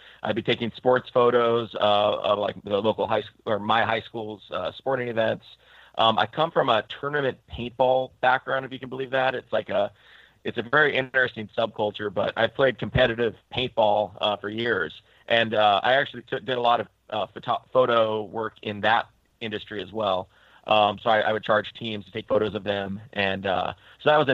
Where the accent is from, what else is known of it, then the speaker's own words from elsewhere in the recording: Longview, Washington, United States; now in Portland, United States; I grew up in Longview, Washington, or Washington.